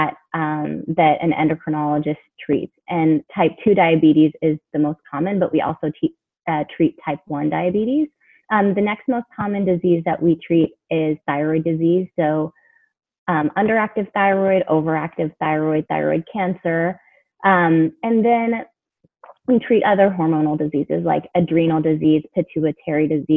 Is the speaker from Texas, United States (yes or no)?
yes; Houston, Texas, United States; also born or lived in Chicago area (Northwestern) / New Orleans / Pittsburgh; now in San Antonio, United States; I'm from Texas for medical school, went to Baylor in my hometown, Houston, for internship